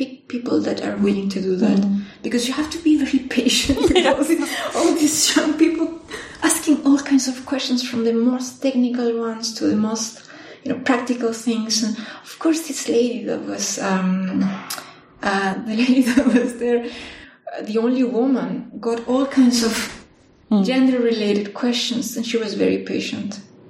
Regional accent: La Serena, Coquimbo, Chile; now in Bonn, Germany; So I'm from Chile. I did my undergraduate in my hometown in La Serena, which is a town known for astronomy, for TAS observatories.

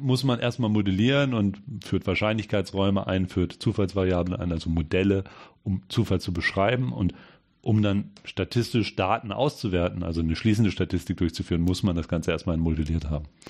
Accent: Hanover, Lower Saxony, Germany; moved away as an adult; also born or lived in Ulm / Great Britain; Ich komme eigentlich aus Hannover

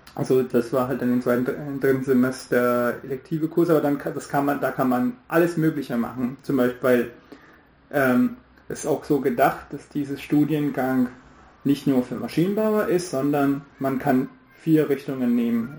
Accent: New Delhi, Delhi, India; German is a second language; moved away as an adult; also born or lived in Braunschweig; Ich bin in Neu-Delhi aufgewachsen

